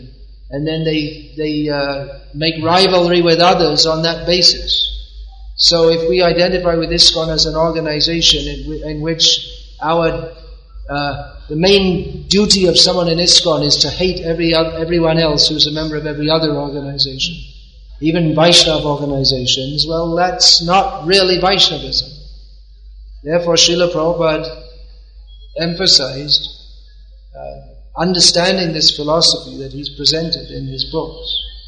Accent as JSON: {"language": "English", "country": "India", "said": "Why? Because we're Indian. Indians are better. Why are Indians better? Well, I'm an Indian, so they must be better."}